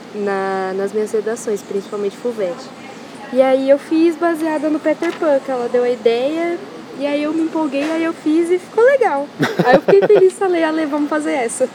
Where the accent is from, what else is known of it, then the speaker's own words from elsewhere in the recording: Itirapina, São Paulo, Brazil; eu sou de Tirapina